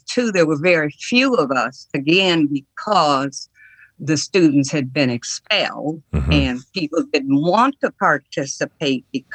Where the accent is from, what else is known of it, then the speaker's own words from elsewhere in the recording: Detroit, Michigan, United States; moved away as an adult; also born or lived in Nashville, Tennessee; I'm from Detroit, Michigan